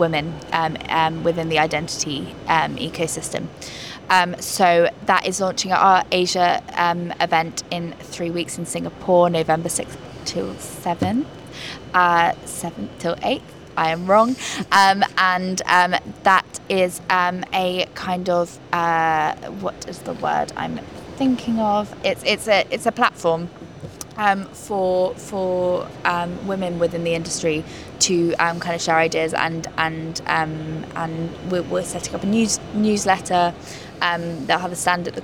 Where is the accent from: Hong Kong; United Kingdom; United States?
United Kingdom; London; I grew up in London. It's a melting pot